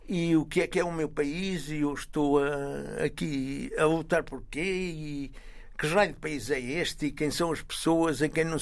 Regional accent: Coimbra District, Portugal; moved away as an adult; eu não conhecia nada de Portugal, praticamente, além da, da minha terra natal e da cidade que lhe é adjacente, que é Coimbra.

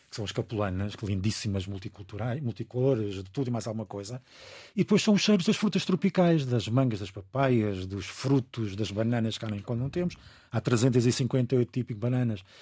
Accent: Angola; born there; como nasci em Angola, eh, tenho um problema, é que eu tenho o vírus do, da malária adormecido.

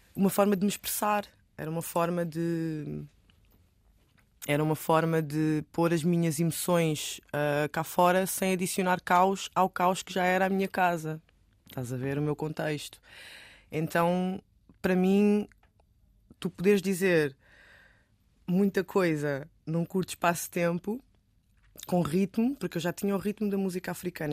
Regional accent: Amadora, Lisbon, Portugal; eu nasci na Cova da Moura e depois vivi na da Mãe

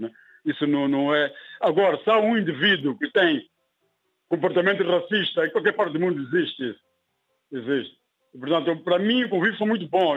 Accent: Mozambique; also born or lived in Germany; podia começar uma nova vida aqui na minha terra

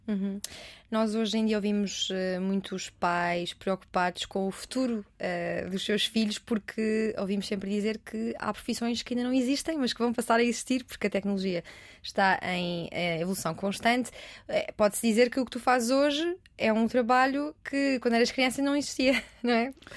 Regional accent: Portugal

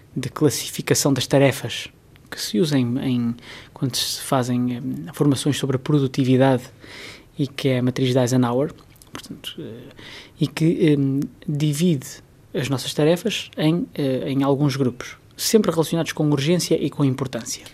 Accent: Portugal

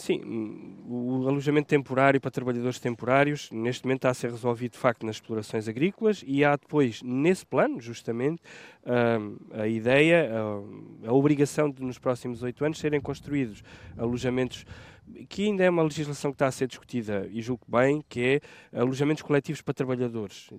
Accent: Portugal; eu sou nascido e criado em Santo Eutónio

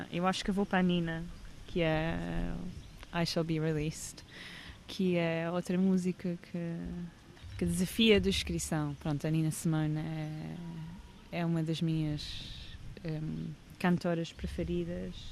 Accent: England, United Kingdom; É um documentário de arquivos que tem a ver com o momento em que eu cresci na Inglaterra nos anos 90

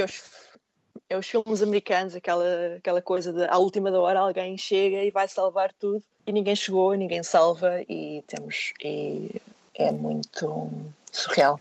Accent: Portugal; moved away; ser alguém a viver fora do meu país

